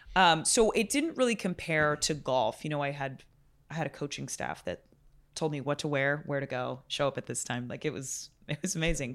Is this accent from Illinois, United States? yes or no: no; New York City, New York, United States; I'm from Brooklyn, I live in Brooklyn